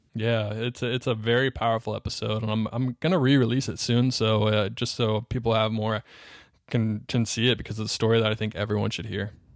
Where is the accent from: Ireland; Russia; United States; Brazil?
United States; Charlotte, North Carolina; I grew up in North Carolina. I grew up in Charlotte, North Carolina.